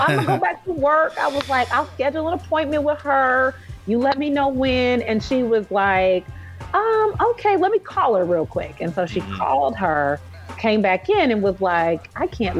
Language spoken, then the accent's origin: English; Indianapolis, Indiana, United States; moved away as an adult; also born or lived in Chicago / Orlando; I'm from Indianapolis